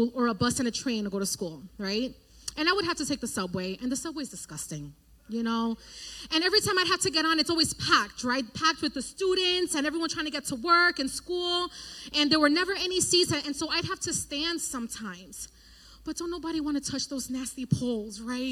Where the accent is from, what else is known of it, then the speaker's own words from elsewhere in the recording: New York City, New York, United States; now in Connecticut, United States; grew up in New York, right, in the Bronx